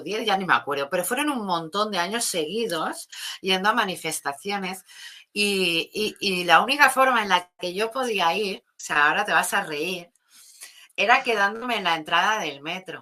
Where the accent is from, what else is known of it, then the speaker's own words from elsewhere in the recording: Catalonia, Spain; me sentía como como en plan de apoyar los de mi tierra, los de mi zona